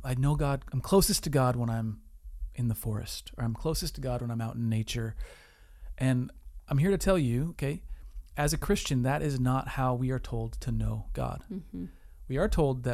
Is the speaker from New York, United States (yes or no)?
no; Wisconsin, United States; we're from Wisconsin